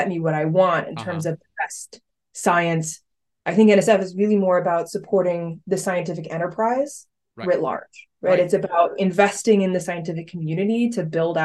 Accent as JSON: {"language": "English", "town": "State College", "region": "Pennsylvania", "country": "United States", "tie": "born or raised there", "said": "I grew up right here in State College, went to the high school here"}